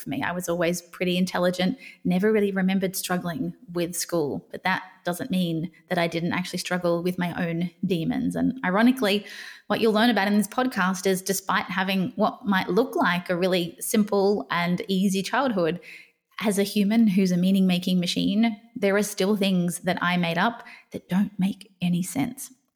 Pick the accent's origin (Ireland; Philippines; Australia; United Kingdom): Australia; I grew up in Australia